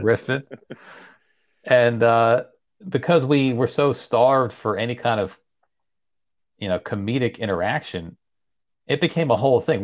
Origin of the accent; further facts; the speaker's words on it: Leesburg, Virginia, United States; also born or lived in Iran; I'm from Northern Virginia. Leesburg is where I grew up.